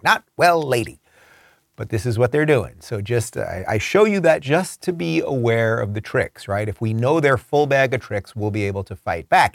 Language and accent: English; Long Island, New York, United States; I grew up on Long Island